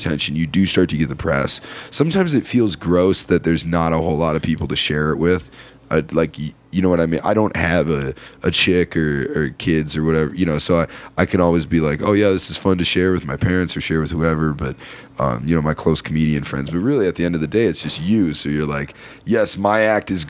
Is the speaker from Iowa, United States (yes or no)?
yes; Iowa, United States; the reason I've stayed in Iowa is because my apartment rents for like $250 a month